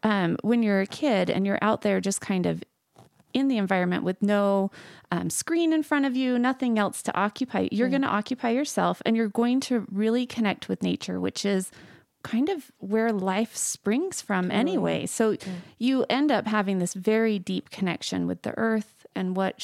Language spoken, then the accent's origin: English; Layton, Utah, United States; I grew up in Utah, in northern Utah, in Layton.